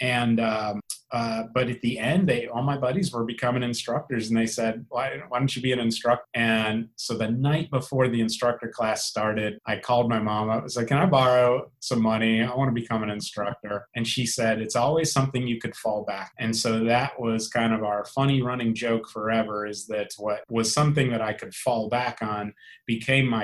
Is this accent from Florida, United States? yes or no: yes; South Florida, United States; I grew up diving here in South Florida